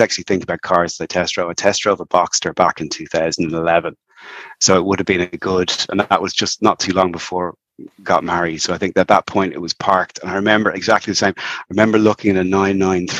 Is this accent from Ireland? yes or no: yes; Dublin, Leinster, Ireland; now in Wicklow, Ireland; So I'm in Wicklow, North Wicklow, but I grew up in Dublin.